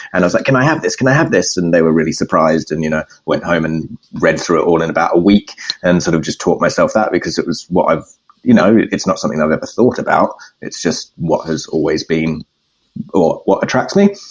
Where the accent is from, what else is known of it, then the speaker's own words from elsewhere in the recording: Perth, Western Australia, Australia; moved away as an adult; now in London, United Kingdom; I am unfortunately Australian